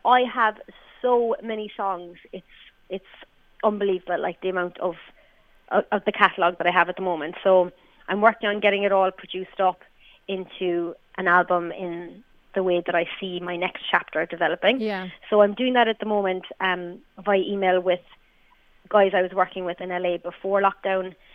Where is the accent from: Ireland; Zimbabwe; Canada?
Ireland; We're we're Irish female artists